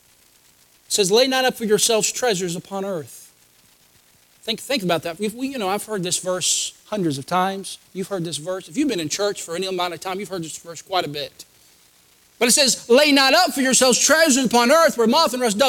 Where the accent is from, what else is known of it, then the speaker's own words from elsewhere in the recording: United States; I'm an American